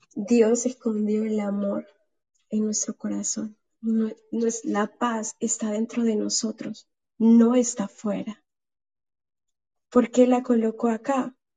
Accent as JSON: {"language": "Spanish", "country": "El Salvador", "said": "acá al Salvador, de donde yo soy originaria."}